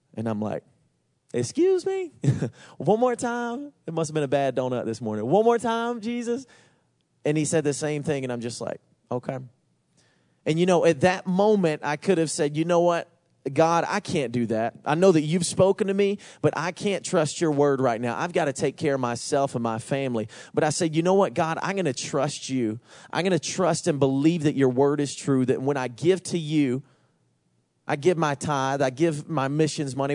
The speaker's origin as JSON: {"language": "English", "region": "Georgia", "country": "United States", "said": "I'm from Georgia"}